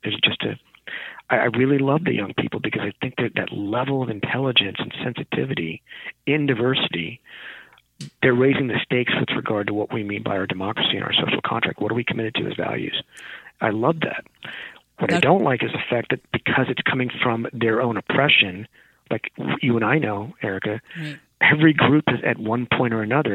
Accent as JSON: {"language": "English", "region": "a small rural town in California", "country": "United States", "tie": "born or raised there", "said": "I'm Indian American. From my parents from India, in a small rural town in California."}